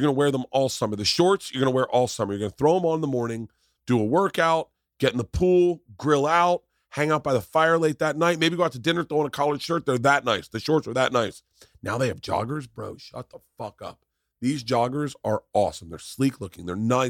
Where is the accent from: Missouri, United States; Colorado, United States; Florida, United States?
Florida, United States; Growing up in Florida, I was a big chewing tobacco guy, and I always bought from the same companies.